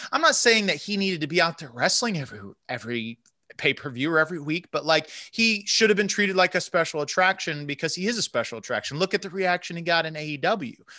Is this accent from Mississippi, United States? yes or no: no; Central Florida, United States; moved away; I'm from Central Florida originally